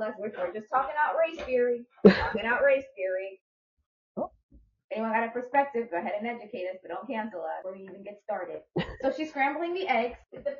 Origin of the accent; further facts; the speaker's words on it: New York, United States; now in US South; growing up in New York